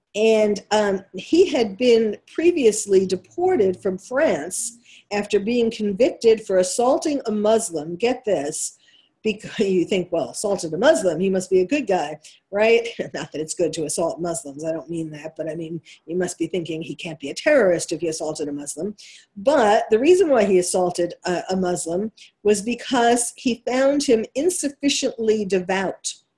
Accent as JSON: {"language": "English", "region": "New York", "country": "United States", "accent": "New York", "said": "that's my New York accent coming through"}